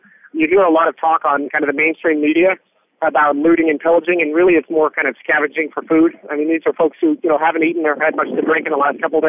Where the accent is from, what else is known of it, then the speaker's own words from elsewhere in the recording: Portland, Oregon, United States; I'm from Portland, Oregon, and this group is based out of New York City.